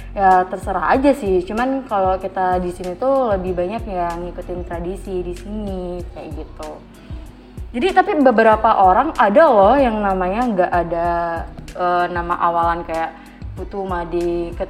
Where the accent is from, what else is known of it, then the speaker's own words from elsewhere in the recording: Denpasar, Bali, Indonesia; Kalau di daerahku di Denpasar tuh ada juga yang pakai uh, eh, nama lain dari Made itu yaitu kayak Kade